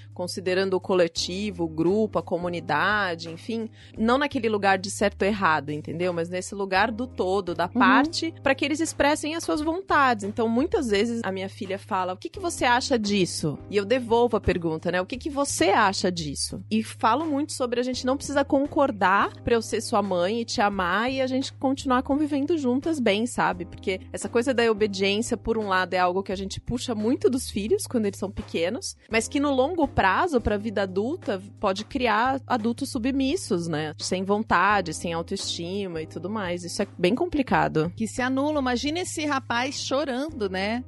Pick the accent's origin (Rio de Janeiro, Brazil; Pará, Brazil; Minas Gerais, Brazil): Minas Gerais, Brazil; Juiz de Fora; now in São Paulo, Brazil; Eu vim de de Fora, que é um pouco maior, mas é cidade do interior também